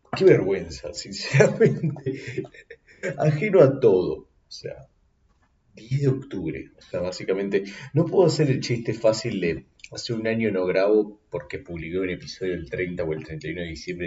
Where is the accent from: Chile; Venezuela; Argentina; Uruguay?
Argentina; yo como argentino